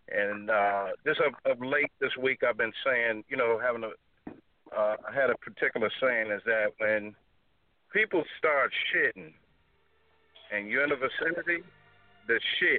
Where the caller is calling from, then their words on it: Detroit, Michigan, United States; from Detroit.